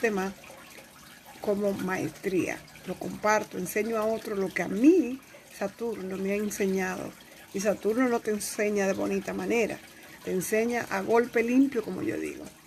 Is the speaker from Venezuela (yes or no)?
no; Dominican Republic; moved away; la República Dominicana, que es donde yo nací